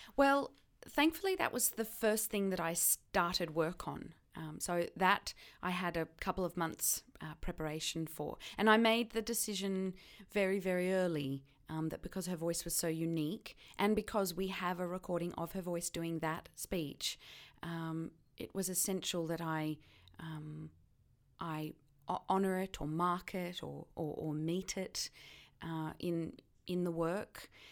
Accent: Australia; accent: Australian; my accent, um, yeah, was, was particularly Australian

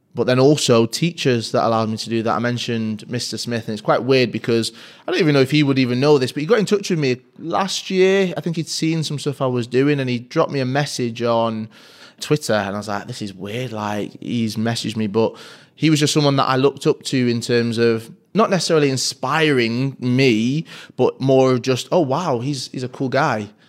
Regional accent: Manchester, North West England, United Kingdom; M fourteen, Fallowfield, which is a huge part of my upbringing, where I grew up

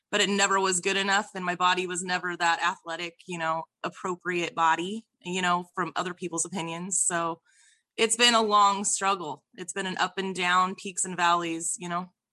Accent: Idaho, United States; I am forty years old, and I am from Idaho

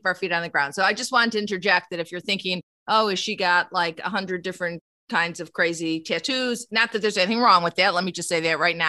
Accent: Chicago, Illinois, United States; I grew up on the South Side of Chicago

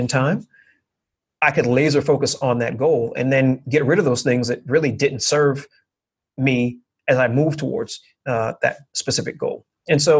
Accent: New York, United States; I was raised with a certain set of expectations and a certain set of thought processes growing up in New York

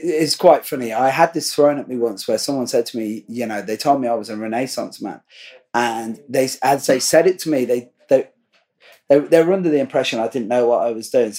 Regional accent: Ireland; I'm an Irish construction worker

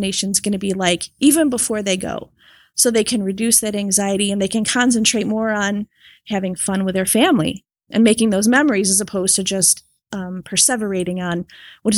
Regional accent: Rochester, New York, United States; I'm from Rochester, New York.

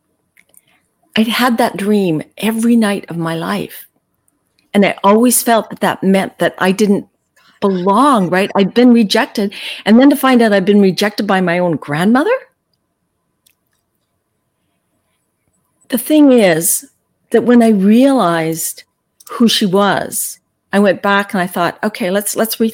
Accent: Calgary, Alberta, Canada; I was born and raised in Calgary

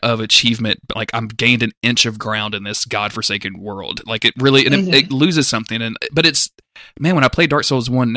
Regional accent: the South, United States; I'm from the South

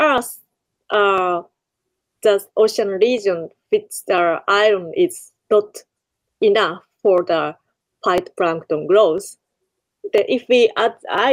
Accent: Kure, Hiroshima, Japan; Kure, my hometown

